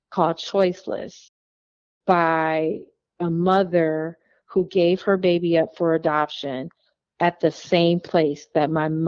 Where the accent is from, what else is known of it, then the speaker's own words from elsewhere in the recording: Wauwatosa, Wisconsin, United States; born there; Like you know, I was thinking I was born in Wauwatosa, Wisconsin.